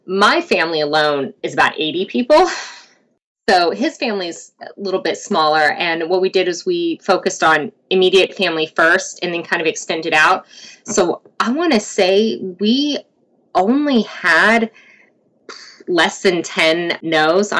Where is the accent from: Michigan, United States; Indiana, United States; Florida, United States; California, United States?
California, United States; I'm originally from California